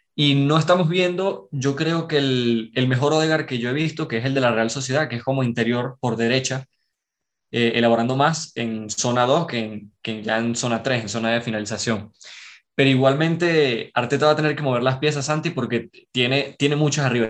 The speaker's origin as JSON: {"language": "Spanish", "town": "Caracas", "region": "Capital District", "country": "Venezuela", "said": "Soy de Caracas, de Venezuela"}